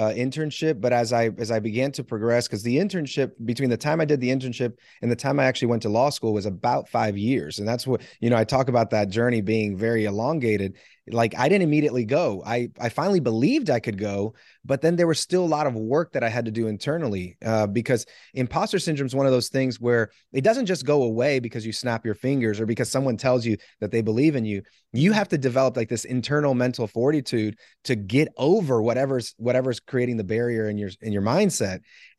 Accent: Puerto Rico; I'm from Puerto Rico. I played second base.

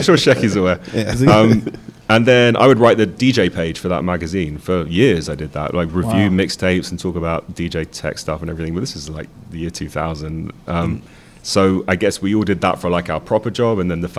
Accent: London, United Kingdom; I was born and raised in London.

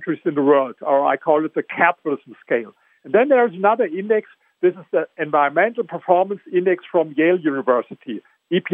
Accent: Germany; accent: German; English is a second language; I come from Germany, as you hear with my accent

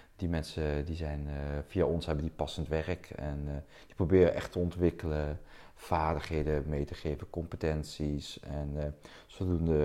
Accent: South Limburg, Netherlands; accent: southern; moved away as an adult; now in Delft, Netherlands; ik ben een eh, import Delftenaar. Laten hoor je met, met mijn accent oorspronkelijk afkomstig uit Zuid-Limburg.

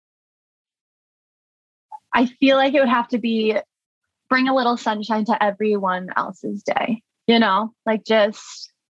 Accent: Orland Park, Illinois, United States; I grew up in Orland Park. In the southwest suburbs, so not technically Chicago

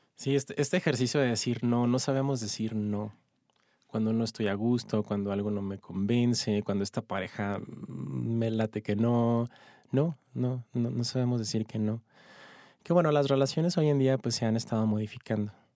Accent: Ciudad Juárez, Chihuahua, Mexico; now in Mexico City, Mexico; Yo soy de Ciudad Juárez, de Chihuahua.

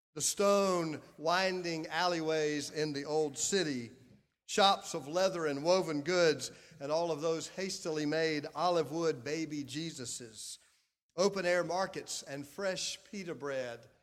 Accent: Clinton, South Carolina, United States; I grew up in Clinton, South Carolina

